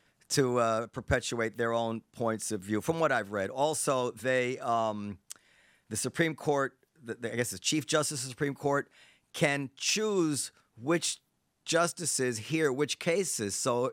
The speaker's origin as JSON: {"language": "English", "country": "United States", "said": "Now, as an American"}